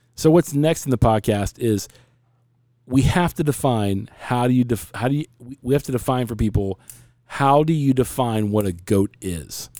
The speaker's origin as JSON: {"language": "English", "country": "United States", "said": "I'm American"}